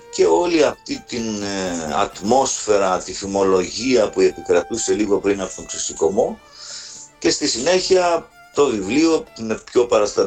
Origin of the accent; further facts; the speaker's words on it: mountains of Arta, Epirus, Greece; είμαι ακόμα στο χωριό μου, στα ορεινά τη Άρτας